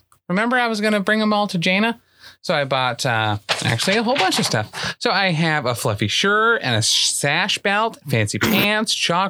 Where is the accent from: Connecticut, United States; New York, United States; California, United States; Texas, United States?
New York, United States; Oneonta; And they're like, where are you from? And I was like, Oneonta.